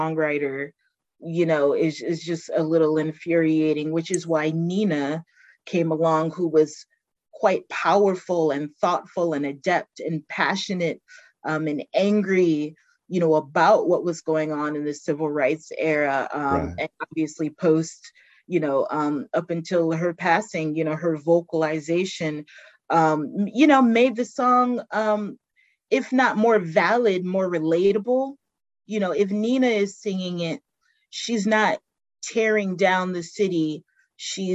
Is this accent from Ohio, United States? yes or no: no; Baltimore, Maryland, United States; accent: Baltimore; I'm from Baltimore. I'm not touting my accent, and I probably won't, but when I get cranky, oh yeah, it comes